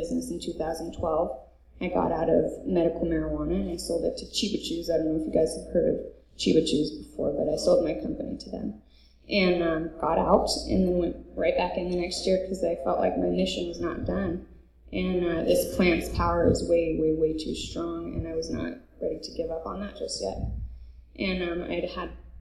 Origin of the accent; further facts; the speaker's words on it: Colorado, United States; also born or lived in California; I'm from Colorado